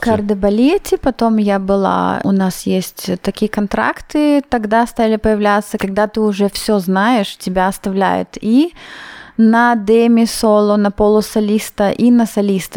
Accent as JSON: {"language": "Russian", "town": "Chișinău", "country": "Moldova", "also_born_or_lived": "Vienna, Austria", "moved": "yes", "lives_now": "Innsbruck, Austria", "said": "мы были из Кишинева, несколько человек, я с, э, одноклассницей"}